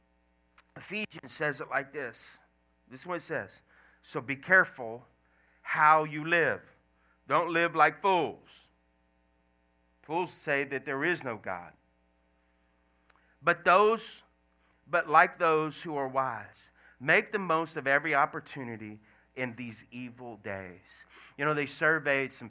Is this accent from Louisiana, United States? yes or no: yes; Louisiana, United States; moved away as an adult; also born or lived in Washington State; I left Washington State to come back to Louisiana, because I'm originally from Louisiana